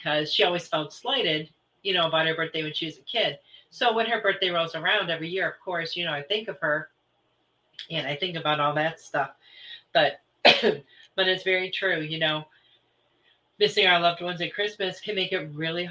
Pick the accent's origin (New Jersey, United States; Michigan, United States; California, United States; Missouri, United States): Michigan, United States; moved away; I'm originally from Michigan